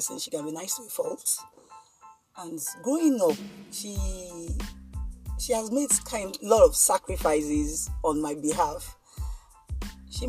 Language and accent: English; Lagos, Nigeria; we grew up somewhere in Ajegunle